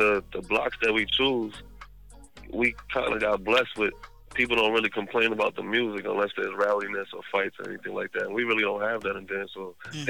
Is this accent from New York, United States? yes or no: yes; New York City, New York, United States; now in New Jersey, United States; I was born in Queens, New York.